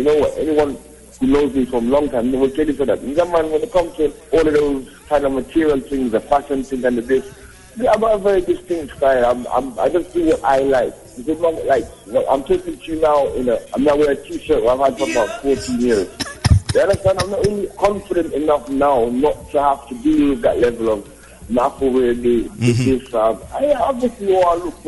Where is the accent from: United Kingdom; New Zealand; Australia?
United Kingdom; London; moved away; also born or lived in Jamaica / Atlanta / Kenya; My parents are Jamaican. I was born in London. I was born in North London